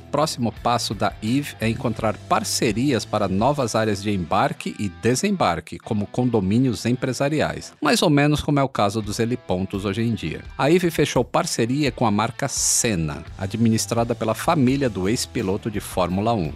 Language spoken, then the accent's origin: Portuguese; Natal, Rio Grande do Norte, Brazil; eu nasci, eu nasci em Natal